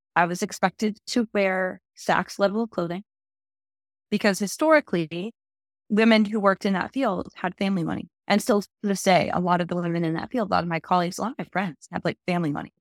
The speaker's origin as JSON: {"language": "English", "region": "Wisconsin", "country": "United States", "also_born_or_lived": "Minnesota", "moved": "as an adult", "said": "I'm originally from Wisconsin, went to school in Minnesota at Winona State"}